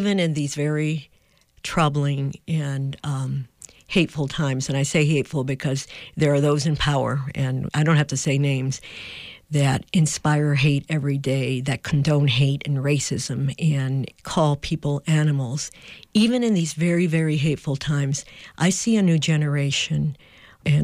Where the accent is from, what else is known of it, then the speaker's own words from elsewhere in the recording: San Juan, Puerto Rico; moved away as an adult; also born or lived in New Mexico; I grew up in Puerto Rico